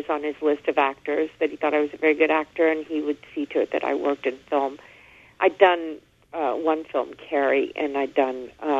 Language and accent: English; Fort Worth, Texas, United States; moved away as an adult; also born or lived in New York; we grew up together in Fort Worth.